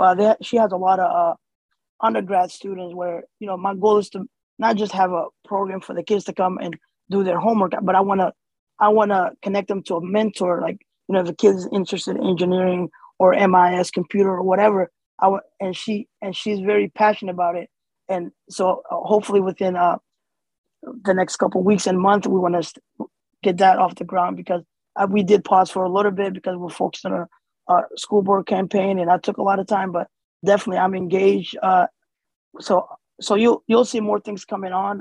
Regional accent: Erie, Pennsylvania, United States; English is a second language; also born or lived in Somalia / Kenya; even though I was born in Somalia, I left there when I was three and we moved to Kenya five years. So Erie is home to me

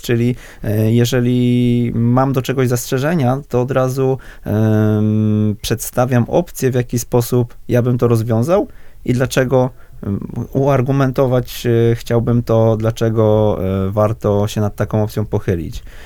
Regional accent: Wrocław, Lower Silesian Voivodeship, Poland; ja jestem z, z Wrocławia

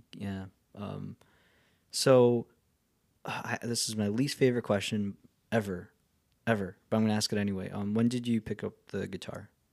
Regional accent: the Catskills, New York, United States; I grew up in the Catskills

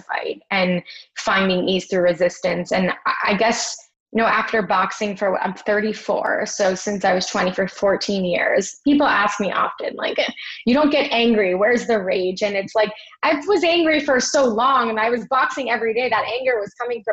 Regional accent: Miami Beach, Florida, United States; now in New York, United States; I grew up in Miami Beach

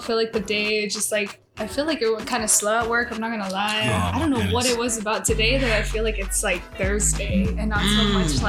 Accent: California, United States; I'm originally from California, and so I'm 23 years old.

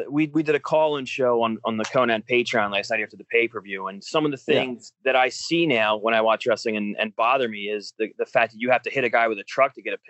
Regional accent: Philadelphia, Pennsylvania, United States; Obviously I'm from the Philly area

